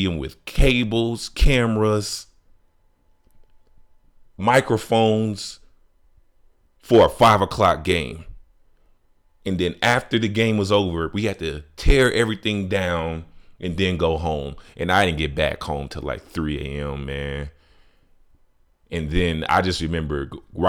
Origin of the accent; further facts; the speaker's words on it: Chicago, Illinois, United States; growing up in Chicago